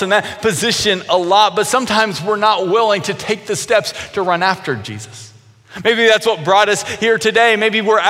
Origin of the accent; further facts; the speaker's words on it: Grayson, Kentucky, United States; Kentucky Christian University, which was in my hometown